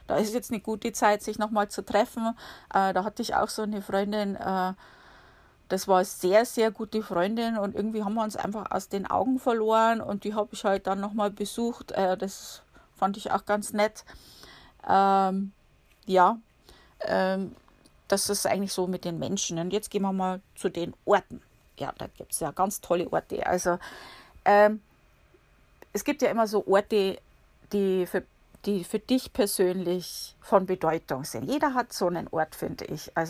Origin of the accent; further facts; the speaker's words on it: Bavaria, Germany; now in United States; Um, oder ich komme ja aus Bayern, ne? da gibt es die, die, kannst du um jede Ecke gehen, da siehst du einen Biergarten ungefähr.